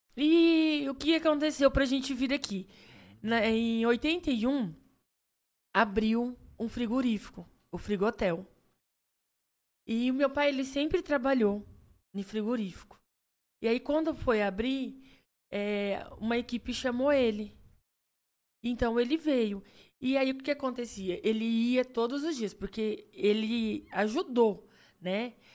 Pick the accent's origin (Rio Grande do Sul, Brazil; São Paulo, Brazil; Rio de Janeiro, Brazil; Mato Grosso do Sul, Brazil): Mato Grosso do Sul, Brazil; Três Lagoas; also born or lived in Andradina; eu não sou nascida em Três Lagoas. e Mas quando eu vim para Três Lagoas, eu vim com seis anos. Então, Isso. assim, eu cresci aqui, né? Então, assim, minha cidade natal é aqui pertinho, Andradina